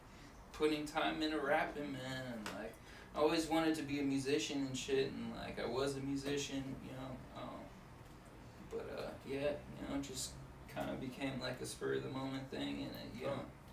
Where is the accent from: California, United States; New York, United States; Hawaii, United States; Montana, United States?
California, United States; Berkeley; also born or lived in Oakland, California; I'm from Berkeley. Lived all throughout the, you know, Bay Area. Majority of, you know, in Oakland.